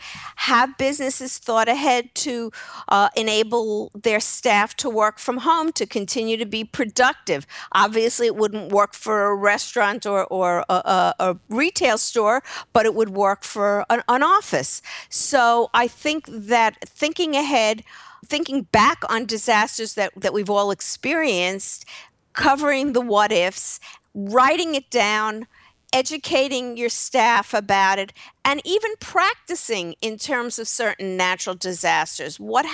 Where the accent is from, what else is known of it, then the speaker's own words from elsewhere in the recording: New York, United States; moved away; I'm from New York originally